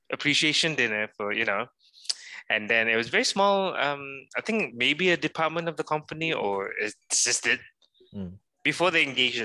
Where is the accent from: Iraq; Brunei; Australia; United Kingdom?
Brunei; I'm from Brunei.